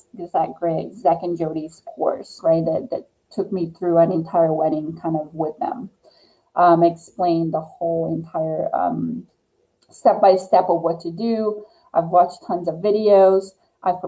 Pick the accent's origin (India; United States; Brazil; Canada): Brazil; moved away as an adult; I'm from originally from Brazil. So that's what I did in Brazil as a professional athlete